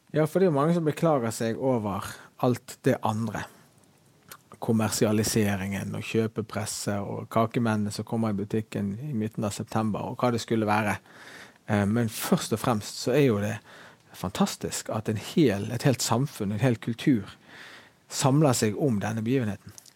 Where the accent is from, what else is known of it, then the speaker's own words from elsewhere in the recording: Bergen, Vestland, Norway; men det å være hjemme i Fyllingsdalen, i det huset som jeg har vokst opp